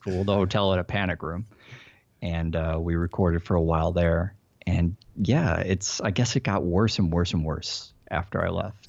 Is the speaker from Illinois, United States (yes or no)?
yes; Chicago, Illinois, United States; moved away as an adult; also born or lived in Silicon Valley, California; now in Los Angeles, United States; I grew up in Chicago.